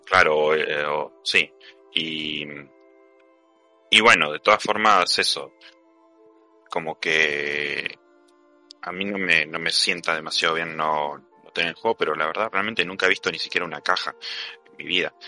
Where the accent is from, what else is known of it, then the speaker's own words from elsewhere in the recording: Argentina; yo soy, soy argentino